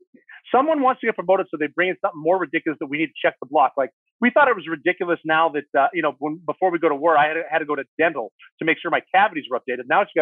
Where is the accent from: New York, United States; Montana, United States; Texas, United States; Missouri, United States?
Montana, United States; It doesn't matter that I'm from Montana and couldn't swim.